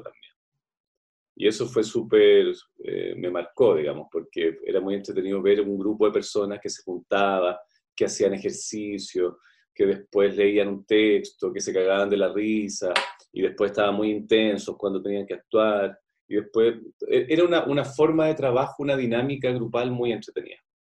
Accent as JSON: {"language": "Spanish", "town": "Santiago", "region": "Santiago Metropolitan Region", "country": "Chile", "tie": "born or raised there", "said": "desde los ocho años en adelante, siempre vivíamos en el Parque Bustamante"}